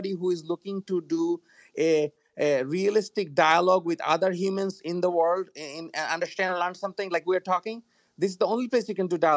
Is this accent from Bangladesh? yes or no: yes; Bangladesh; English is a second language; moved away as an adult; now in United States; I am from Bangladesh originally. I went to school here.